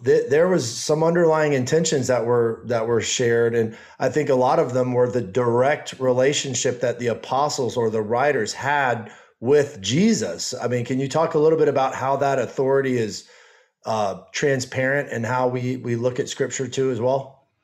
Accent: the South, United States; growing up in the South

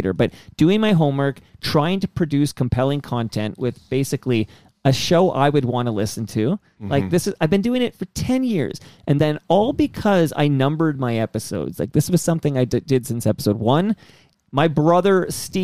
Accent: Toronto, Ontario, Canada; I was born here in Toronto at St. Joe's in Parkdale

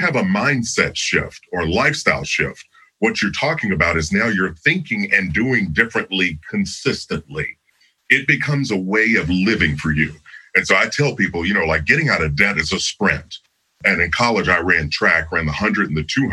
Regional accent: Kentucky, United States; I grew up in Kentucky, so there are fields everywhere

